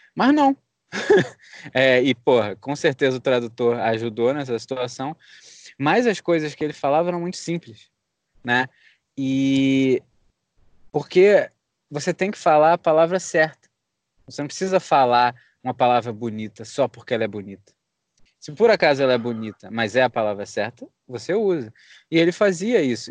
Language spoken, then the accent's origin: Portuguese; Rio de Janeiro, Brazil; moved away as an adult; now in United States; a gente é do Rio.